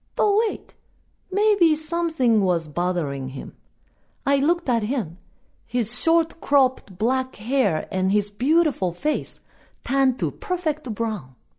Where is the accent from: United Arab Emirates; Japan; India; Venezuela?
Japan; first language Japanese; English is a second language; now in United States; my native language